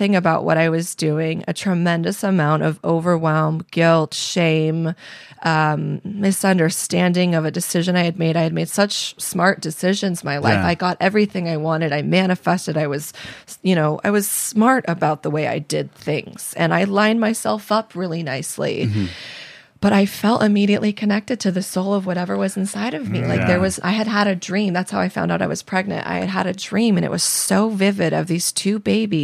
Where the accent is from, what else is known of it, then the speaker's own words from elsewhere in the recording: San Diego, California, United States; moved away as an adult; I was a girl from San Diego with no connections, no family, no money